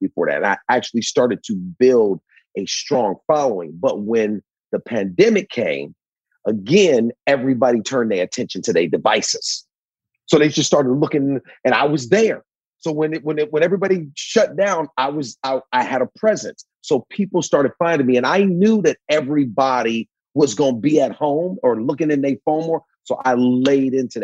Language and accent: English; Cleveland, Ohio, United States; moved away; My grandfather owned an asphalt company when I came up in Cleveland